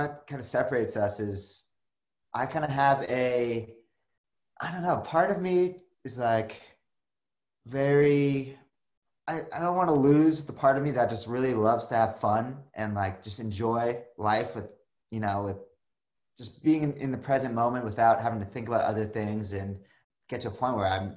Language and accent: English; Malibu, California, United States; I grew up in Malibu in Los Angeles